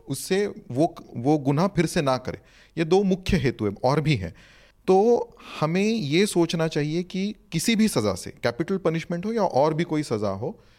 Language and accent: Hindi; Maharashtra, India; मैं क्योंकि महाराष्ट्र से हूँ